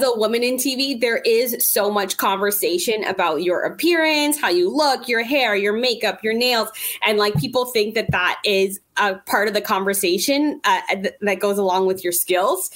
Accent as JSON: {"language": "English", "town": "Toronto", "region": "Ontario", "country": "Canada", "tie": "born or raised there", "said": "growing up in Toronto, it's a very multicultural"}